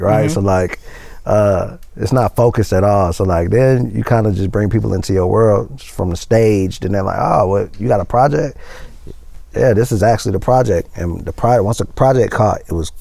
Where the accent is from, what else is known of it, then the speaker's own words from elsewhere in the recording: Atlanta, Georgia, United States; from East Side